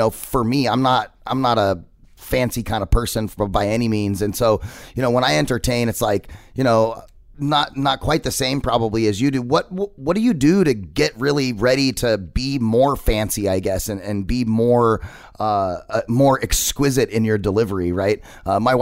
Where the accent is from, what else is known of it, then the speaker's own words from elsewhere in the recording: Arizona, United States; I'm a native of Arizona. I've been here my whole life.